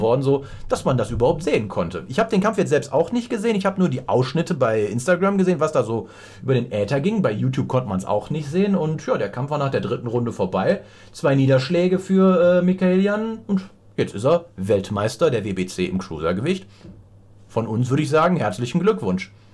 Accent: Rhineland, Germany; dass ich aus dem Rheinland komme

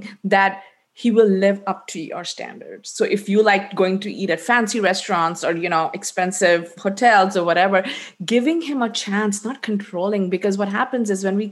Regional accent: India; I'm Indian

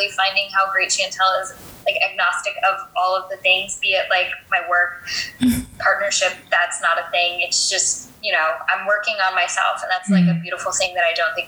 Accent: Virginia, United States; also born or lived in Japan; So I was born in Japan, moved every 3 years throughout my life and up until high school. And then in high school, we planted roots in Virginia. And so went to high school in Virginia, went to college in Virginia

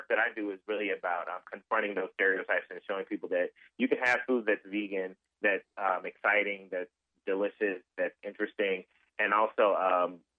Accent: Memphis, Tennessee, United States; also born or lived in Northern Mississippi; I grew up in Memphis, but my family comes from

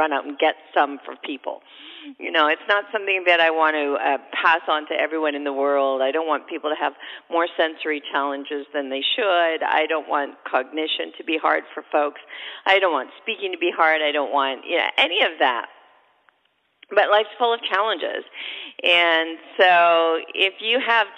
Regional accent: Canada; now in United States; I'm originally Canadian. We already had Thanksgiving up there

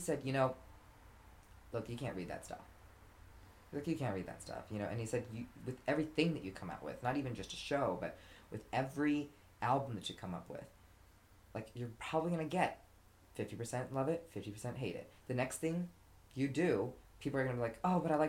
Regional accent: Irvine, California, United States; I grew up in Irvine, you know, a very suburban place

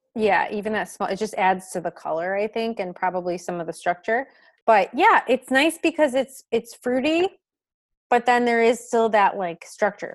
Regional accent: Michigan, United States; I'm from Michigan

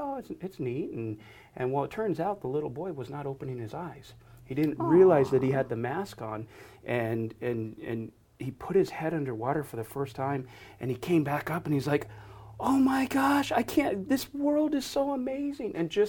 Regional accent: Buffalo, New York, United States; I mean, I grew up in Buffalo, New York, and nobody had swimming pools there.

